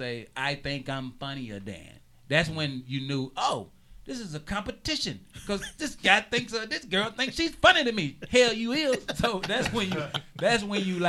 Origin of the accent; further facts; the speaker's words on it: the South, United States; moved away as an adult; also born or lived in Georgia; now in Los Angeles, United States; I'm from the South